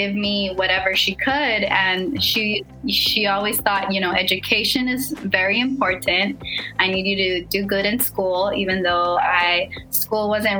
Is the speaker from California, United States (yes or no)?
yes; Los Angeles, California, United States; normal first generation struggle type of growing up in South East Los Angeles